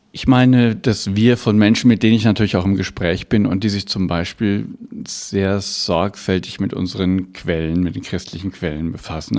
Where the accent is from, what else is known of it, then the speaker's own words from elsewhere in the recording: Bavaria, Germany; bei uns in Bayern